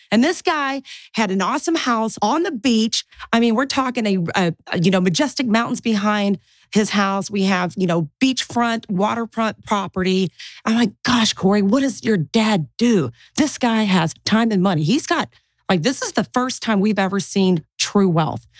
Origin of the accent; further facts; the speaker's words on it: Tulsa, Oklahoma, United States; first language English; I was born and bred in Tulsa, Oklahoma.